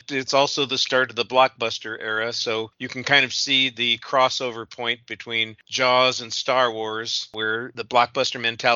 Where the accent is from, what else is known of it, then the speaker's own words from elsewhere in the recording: Southern California, United States; moved away as an adult; now in Texas, United States; I relocated from Southern California, where I'd lived for my whole life, to Texas